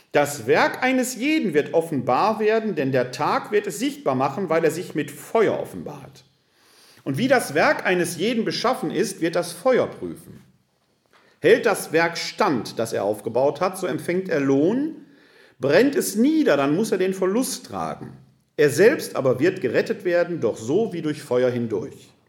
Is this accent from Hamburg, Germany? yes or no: no; Essen, North Rhine-Westphalia, Germany; Ich bin ja ein Kind des Ruhrgebietes. Ich komme aus der Stadt Essen, aus Altendorf.